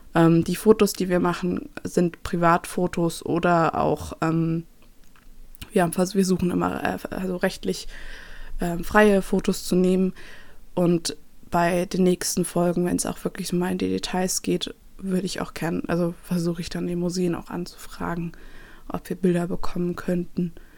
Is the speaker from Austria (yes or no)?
no; Nuremberg, Bavaria, Germany; moved away; ich komme aus Nürnberg ursprünglich